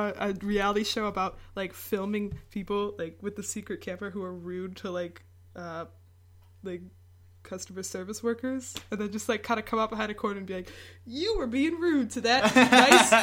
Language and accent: English; Detroit, Michigan, United States; I'm from Detroit